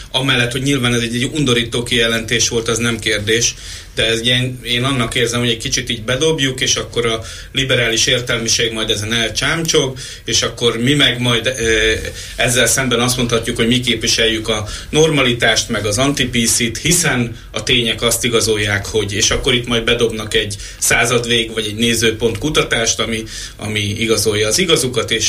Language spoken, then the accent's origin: Hungarian; Hungary; Hát magyarok vagyunk, kezdjük a szomorúsággal.